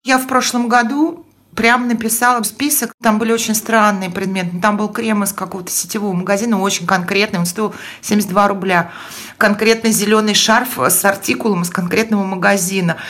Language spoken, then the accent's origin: Russian; Estonia; moved away; also born or lived in Moscow; я в детстве жила в Эстонии